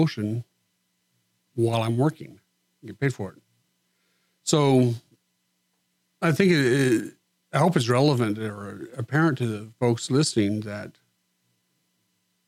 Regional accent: Far West Texas, United States; moved away as an adult; also born or lived in Montgomery County, Texas; I was raised in Far West Texas, and for 30 years, that was my home.

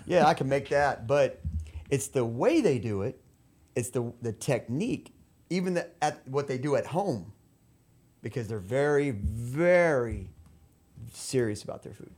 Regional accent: La Porte, Texas, United States; moved away as an adult; also born or lived in Mexico; now in Peru; I grew up in LaPorte

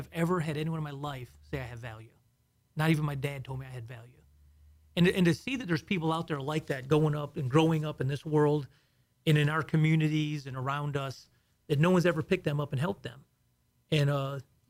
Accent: Houston, Texas, United States; also born or lived in south of Chicago, Illinois; originally I was born in just south of Chicago, and then we moved to Houston in the 70s.

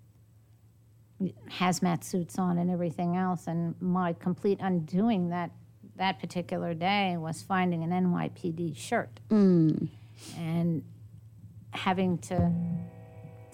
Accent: New York, United States; now in Texas, United States; I'm a New Yorker by birth and a Texan by choice

